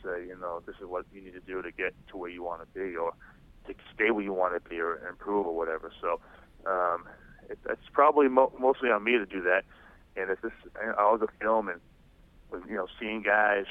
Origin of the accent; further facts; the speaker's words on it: Rhode Island, United States; moved away as an adult; go back to my home state of Rhode Island